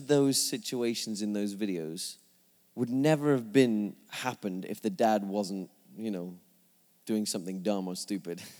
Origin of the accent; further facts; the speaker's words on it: England, United Kingdom; moved away; I'm from England.